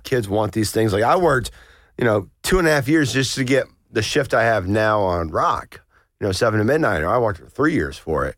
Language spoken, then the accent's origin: English; Blairsville, Georgia, United States; I grew up in North Georgia, in Blairsville